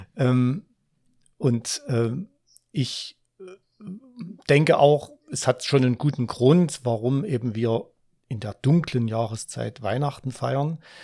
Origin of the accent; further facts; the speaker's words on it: Ore Mountains, Saxony, Germany; dort, wo ich aufgewachsen bin, im Erzgebirge